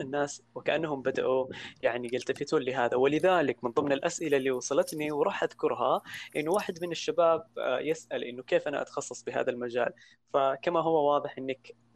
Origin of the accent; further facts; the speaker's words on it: Saudi Arabia; عندنا في السعوديه